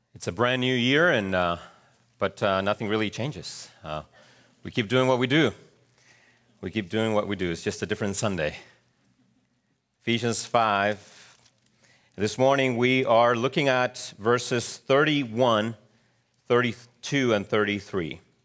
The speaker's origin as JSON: {"language": "English", "country": "Chile", "tie": "born or raised there", "moved": "yes", "said": "growing up in Chile"}